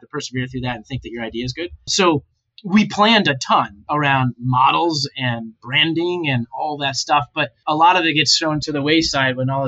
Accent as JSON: {"language": "English", "region": "Ohio", "country": "United States", "tie": "born or raised there", "also_born_or_lived": "Boston / New York City", "moved": "as an adult", "said": "I grew up in Ohio."}